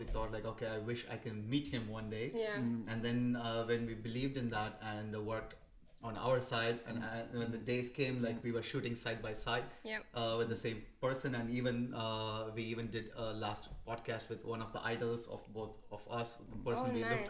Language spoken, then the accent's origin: English; South India, India; moved away as an adult; I'm from India, south of India.